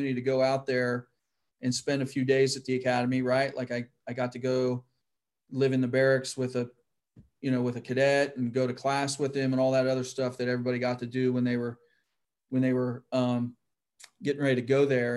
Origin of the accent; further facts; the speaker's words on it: Van Wert, Ohio, United States; moved away; where I grew up in Van Wert, Ohio, is kind of the central location. And so, yeah, that's still home to me